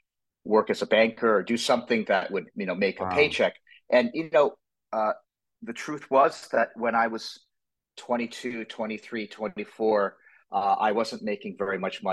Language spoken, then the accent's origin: English; United States; I'm from the United States